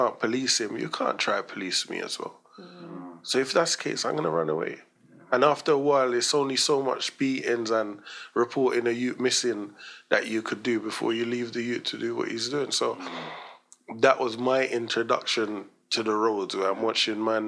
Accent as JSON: {"language": "English", "region": "London", "country": "United Kingdom", "tie": "born or raised there", "also_born_or_lived": "Jamaica", "said": "I grew up in Stoke Newton behind the police station"}